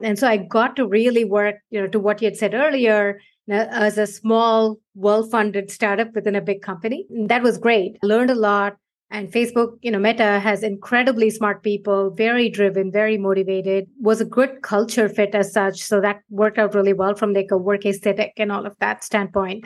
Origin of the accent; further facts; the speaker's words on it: India; moved away as an adult; now in United States; I moved from India over 15 years ago now.